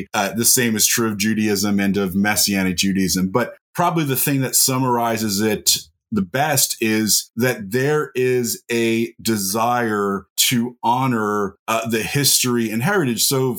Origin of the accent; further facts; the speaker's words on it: New Jersey, United States; I grew up in the Holy Land, New Jersey, where there were more Jews than in Jerusalem. But I came to know the Lord about 28 years ago. So I am a Jewish follower of Jesus